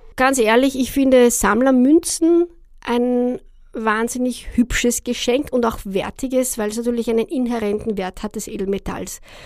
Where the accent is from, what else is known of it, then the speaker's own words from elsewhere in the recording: Austria; als Österreicher